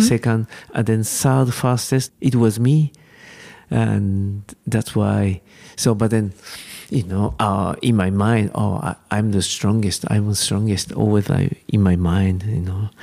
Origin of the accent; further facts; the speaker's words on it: Japan; English is a second language; Japanese climber, we are far from European climbing scene.